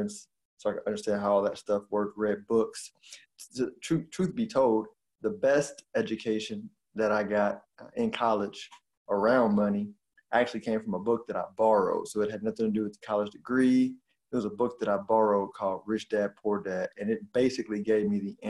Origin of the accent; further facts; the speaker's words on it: Houston, Texas, United States; I grew up in Houston